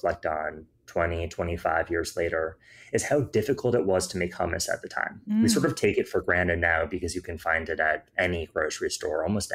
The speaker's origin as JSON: {"language": "English", "region": "Iowa", "country": "United States", "tie": "born or raised there", "moved": "as an adult", "lives_now": "New York, United States", "said": "growing up in Iowa"}